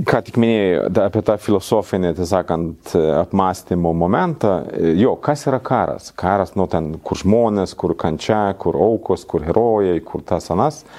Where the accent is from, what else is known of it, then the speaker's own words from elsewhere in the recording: Sweden; Lithuanian is a second language; now in Lithuania; kaip švedas